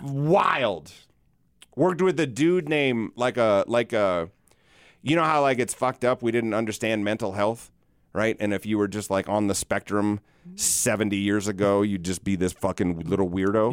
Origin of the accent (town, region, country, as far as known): South Dakota, United States; born or raised there